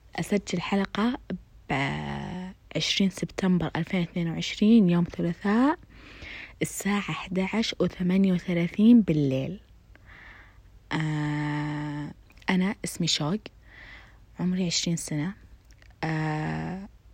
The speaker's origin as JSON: {"language": "Arabic", "town": "Khobar", "region": "Eastern Province", "country": "Saudi Arabia", "tie": "born or raised there", "said": "ساكنة في الخبر، آه، من مواليد الخبر، من تربات الخبر"}